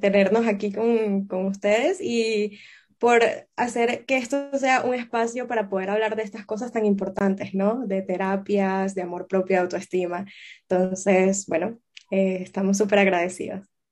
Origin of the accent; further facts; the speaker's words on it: Venezuela; also born or lived in Amsterdam, Netherlands / Boston, United States; now in Barcelona, Spain; yo soy venezolana